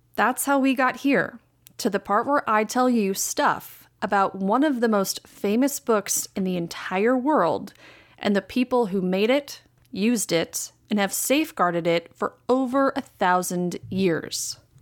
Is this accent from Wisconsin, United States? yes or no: yes; Green Bay, Wisconsin, United States; my hometown of Green Bay, Wisconsin